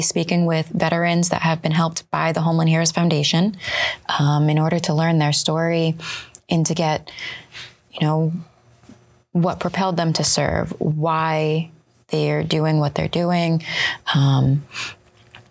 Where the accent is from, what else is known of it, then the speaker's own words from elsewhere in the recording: New England, United States; I grew up in New England